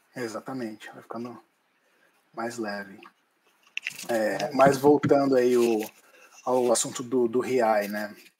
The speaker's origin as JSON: {"language": "Portuguese", "country": "Brazil", "moved": "as an adult", "lives_now": "Ireland", "said": "nós como brasileiros formados em arquitetura no Brasil"}